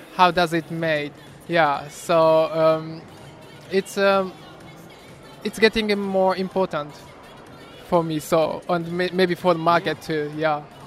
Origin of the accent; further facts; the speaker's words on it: Japan; my hometown is well known for this technique for over 400 years